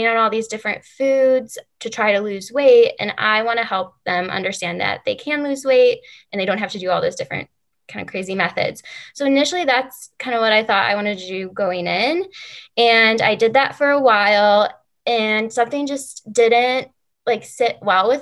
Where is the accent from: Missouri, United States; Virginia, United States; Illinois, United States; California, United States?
Illinois, United States; Chicago; moved away as an adult; I came back to Chicago, which is my hometown.